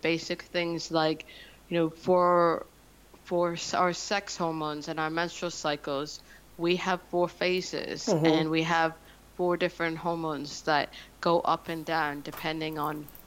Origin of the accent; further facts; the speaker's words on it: Canada; moved away as an adult; now in London, United Kingdom; I'm Canadian, so I'd lived in London for about 5 years at that point